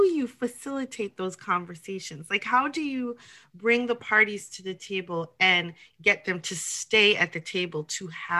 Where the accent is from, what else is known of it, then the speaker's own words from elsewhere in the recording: United States; I'm bicultural as well. My parents are from Haiti, so I grew up in a Haitian culture. And also I was born here in the United States.